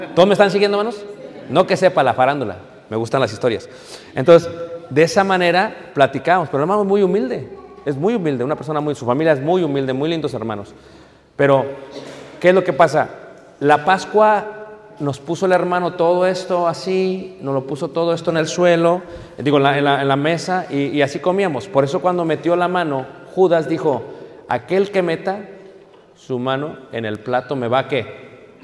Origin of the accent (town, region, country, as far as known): Mexico